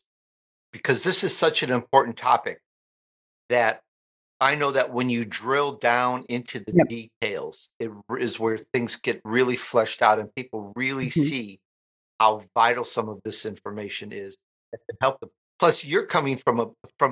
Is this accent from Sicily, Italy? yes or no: yes; Sicily, Italy; moved away; I was born in Sicily, Italy